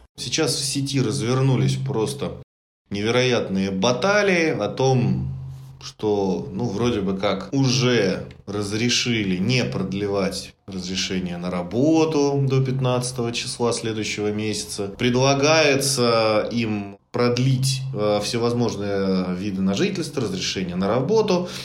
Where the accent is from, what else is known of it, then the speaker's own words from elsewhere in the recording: Russia; для нас с вами, как для коренных, ну, русских